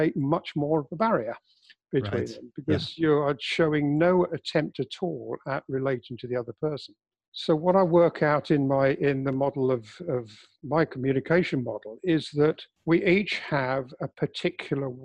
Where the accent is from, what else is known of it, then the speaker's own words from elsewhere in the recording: England, United Kingdom; I'm English